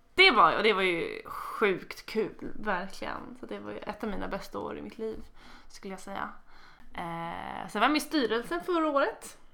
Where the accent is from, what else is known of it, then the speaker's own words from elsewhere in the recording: Stockholm, Stockholm County, Sweden; jag kommer från Stockholm